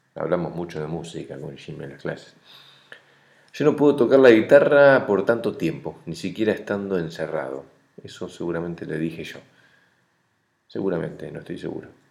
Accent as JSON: {"language": "Spanish", "country": "Argentina", "moved": "yes", "lives_now": "Uruguay", "said": "como argentino callado"}